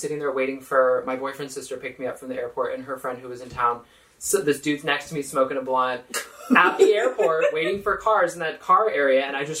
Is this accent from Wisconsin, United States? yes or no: no; Sacramento, California, United States; also born or lived in Houston, Texas; I grew up in Sacramento in California.